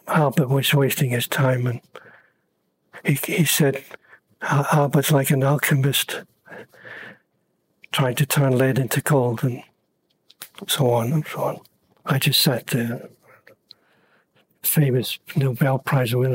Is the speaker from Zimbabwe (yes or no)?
no; Copenhagen, Capital Region of Denmark, Denmark; moved away; also born or lived in London; I was born in Copenhagen